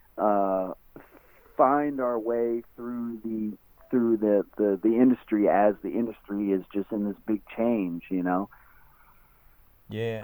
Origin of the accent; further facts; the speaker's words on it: West Coast, United States; I'm from the West Coast